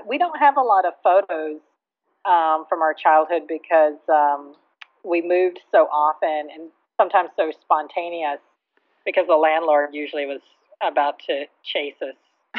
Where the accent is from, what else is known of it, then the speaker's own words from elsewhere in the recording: Texas, United States; I grew up in Dallas-Fort Worth area, and we moved around a lot